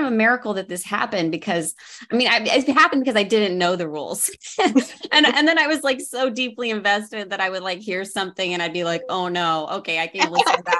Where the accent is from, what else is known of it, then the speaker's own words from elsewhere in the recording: Oklahoma, United States; moved away; also born or lived in Los Angeles; I grew up in Oklahoma